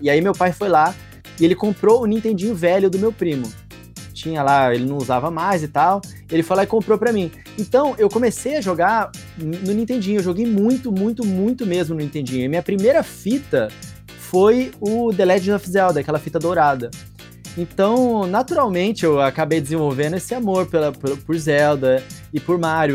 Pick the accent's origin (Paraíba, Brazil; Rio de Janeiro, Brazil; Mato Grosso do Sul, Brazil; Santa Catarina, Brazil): Mato Grosso do Sul, Brazil; moved away; eu sou de Mato Grosso do Sul originalmente